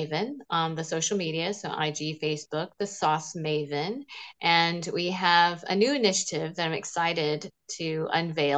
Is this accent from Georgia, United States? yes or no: yes; Smyrna, Georgia, United States; growing up in Smyrna, Georgia